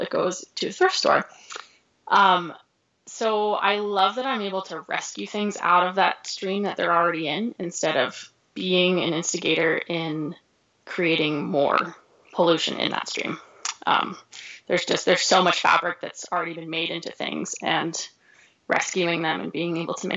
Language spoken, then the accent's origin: English; Northeast, United States; moved away as an adult; now in Missoula, United States; I grew up in the Northeast, so I grew up skiing in Vermont and New Hampshire and Maine